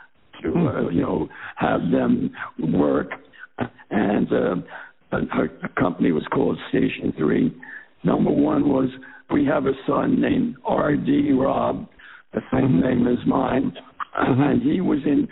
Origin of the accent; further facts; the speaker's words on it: New York, United States; moved away as an adult; also born or lived in Philadelphia; I'm from New York.